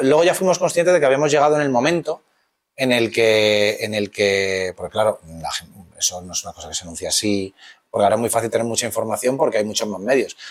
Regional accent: Madrid, Community of Madrid, Spain; los dos somos de Villaverde y habíamos ido al mismo instituto

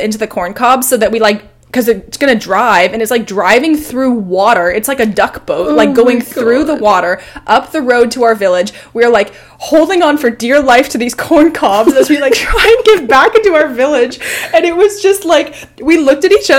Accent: Portland, Oregon, United States; moved away; I'm from Portland

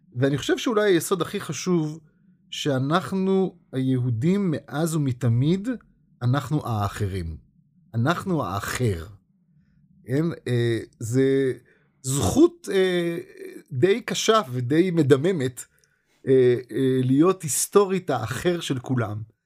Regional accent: Israel; אנחנו כישראלים

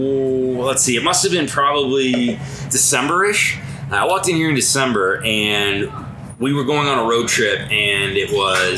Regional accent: Plymouth, Michigan, United States; I grew up in Detroit, played hockey in Detroit until I was 15

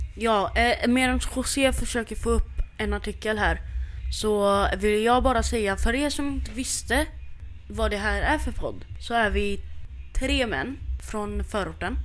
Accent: Syria; now in Sweden; Jag är syrian men jag tar mig och känner mig som en svensk.

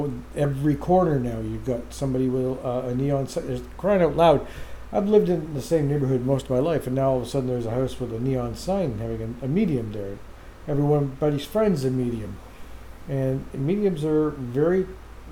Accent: Oshawa, Ontario, Canada; my mother was the co-founder of Hope Spiritualist Church here in Oshawa

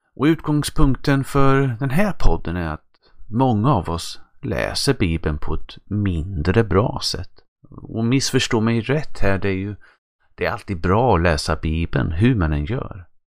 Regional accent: Östergötland, Sweden; accent: östgötska; min östgötska

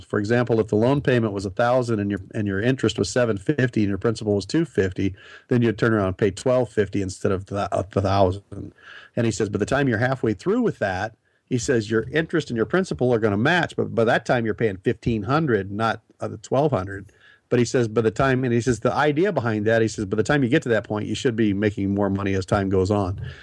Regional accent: Nebraska, United States; moved away; also born or lived in Portland area; I grew up in Nebraska.

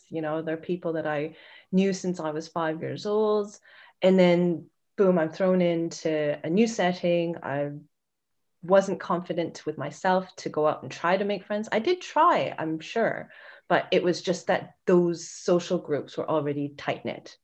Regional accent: Vancouver, British Columbia, Canada; I'm from Vancouver.

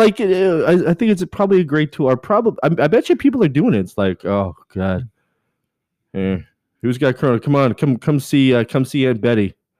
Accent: Canada; I am Canadian.

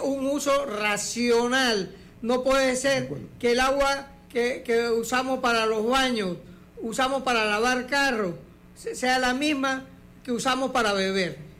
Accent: Santiago de Veraguas, Veraguas, Panama; yo nací en Santiago y en Santiago

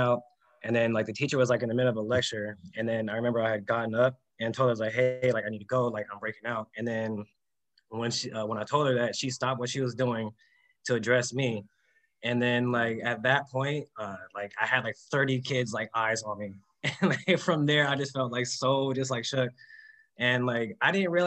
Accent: San Diego, California, United States; I'm actually from Southern California, San Diego.

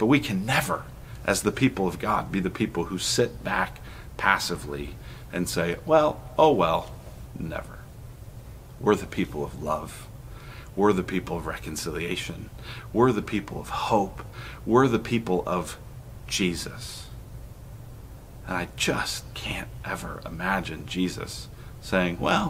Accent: Colorado, United States; grew up in Colorado

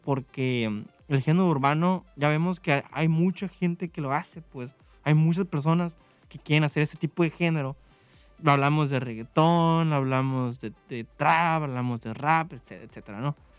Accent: Mexico; en México

